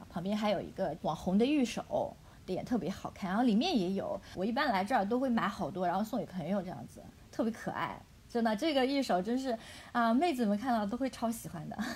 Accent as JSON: {"language": "Chinese", "town": "Hangzhou", "region": "Zhejiang", "country": "China", "tie": "born or raised there", "said": "我现在就在杭州啊，因为我是土著啊"}